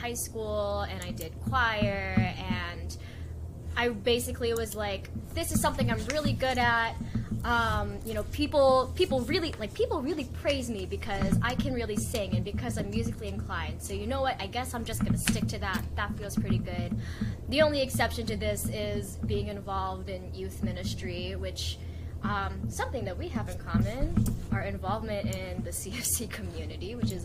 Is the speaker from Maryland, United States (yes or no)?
yes; Maryland, United States; also born or lived in Philippines; I immigrated to the US, to Maryland, when I was 2 years old